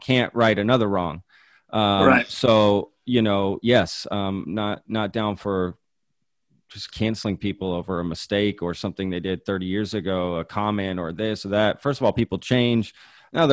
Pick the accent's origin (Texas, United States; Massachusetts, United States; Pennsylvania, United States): Texas, United States; Dallas; also born or lived in Europe / Spain; I grew up in the Dallas area